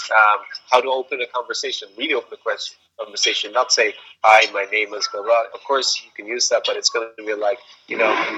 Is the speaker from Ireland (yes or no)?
yes; Ireland; moved away; I was born in Ireland